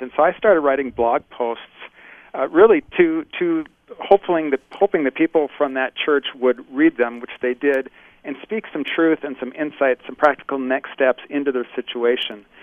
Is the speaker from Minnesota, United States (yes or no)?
yes; Bloomington, Minnesota, United States; moved away as an adult; now in Menominee, United States; I grew up in Bloomington, Minnesota, and that's oh. spent all my early years there